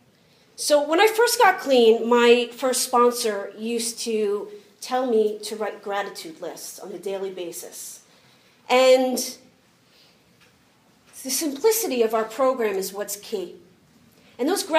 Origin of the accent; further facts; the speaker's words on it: United States; I'm American